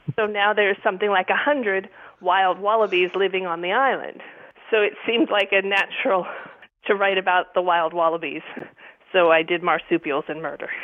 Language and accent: English; Erie, Pennsylvania, United States; moved away as an adult; also born or lived in Isle of Man / England / Washington D.C.; now in Buffalo, United States; I grew up in Erie, Pennsylvania